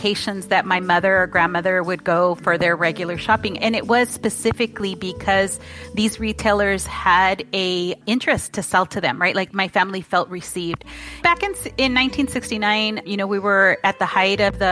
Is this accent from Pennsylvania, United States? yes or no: no; Fresno, California, United States; also born or lived in Orange Cove, California; I was born in Fresno in 1969